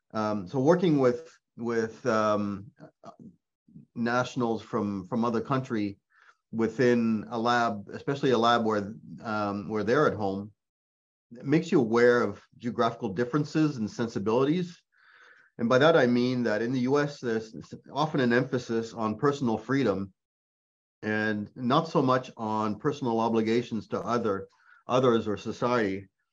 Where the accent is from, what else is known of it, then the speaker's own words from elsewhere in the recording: Quebec, Canada; accent: Quebec French; first language French; English is a second language; also born or lived in Ontario / Nova Scotia; French is my mother tongue, but not only did I live in Quebec, but I also grew up, we moved around as a family, and I also lived in Ontario, Nova Scotia